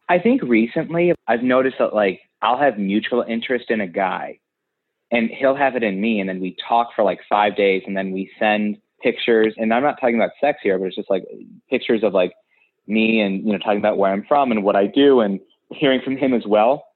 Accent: Ohio, United States; moved away as an adult; now in New York City, United States; I am from Ohio, and I'm an actor, and I've always had it in my sights to move to New York, and about three years ago I did

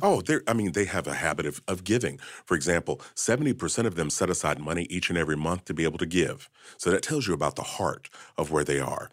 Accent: Kentucky, United States; I was born and raised in Kentucky.

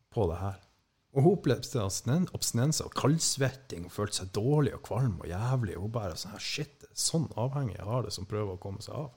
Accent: Skånland, Troms, Norway; moved away; egentlig så er jeg jo fra det som heter Skånland før, men etter det her opplegget med sammenslåingen, så heter det vel gjerne Tjeldsund nå

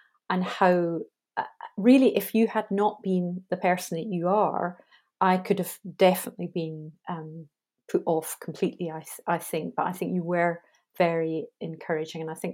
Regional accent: Scotland, United Kingdom; I'm Scottish.

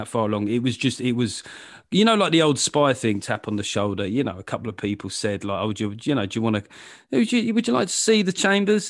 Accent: London, United Kingdom; I grew up in London

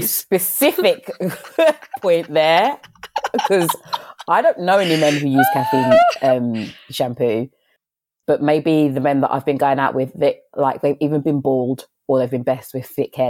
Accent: London, United Kingdom; growing up in London

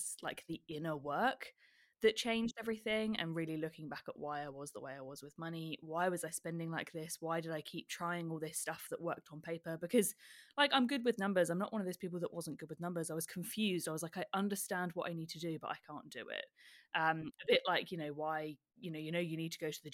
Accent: United Kingdom; moved away as an adult; now in Melbourne, Australia; as you can tell from my accent, I am a Brit born and bred

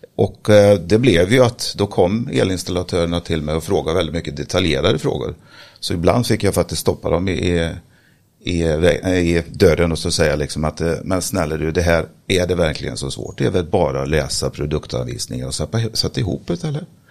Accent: Sweden; Jag är eh, född och uppväxt eh, på Slätta

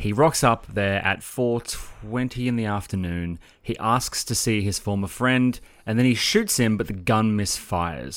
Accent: Sydney, New South Wales, Australia; moved away as an adult; now in Melbourne, Australia; I grew up in Sydney with you, as you know, and I moved across here when I was twenty-four years old

